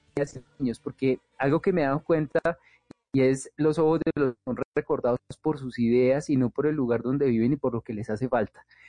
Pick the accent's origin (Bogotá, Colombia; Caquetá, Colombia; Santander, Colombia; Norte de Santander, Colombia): Bogotá, Colombia; yo nací en Ciudad Bolívar y crecí pues en, medio de, muchas cosas que se escuchaban de la localidad